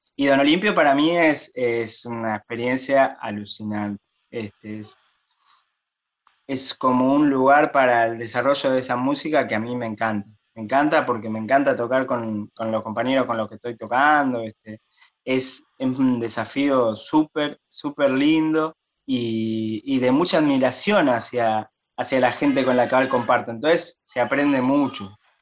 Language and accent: Spanish; Buenos Aires, Argentina; soy porteño, re porteño